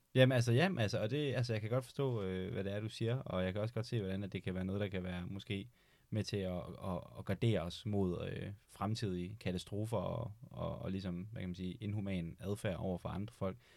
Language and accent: Danish; Denmark; som dansker